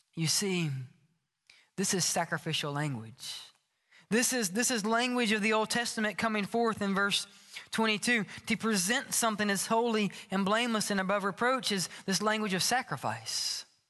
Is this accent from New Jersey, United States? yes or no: no; Oxford, Mississippi, United States; moved away as an adult; also born or lived in Starkville, Mississippi; I grew up in Oxford, Mississippi